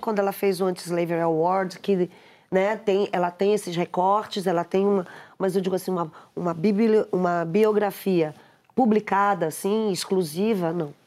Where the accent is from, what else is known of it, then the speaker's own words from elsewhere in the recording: Pará, Brazil; eu sou paraense